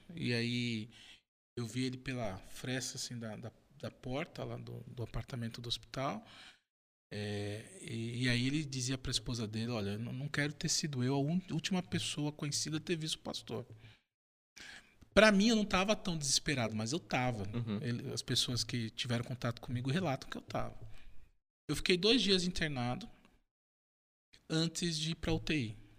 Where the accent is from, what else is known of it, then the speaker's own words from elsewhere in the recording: São Paulo, Brazil; eu sou de São Paulo, da Zona Leste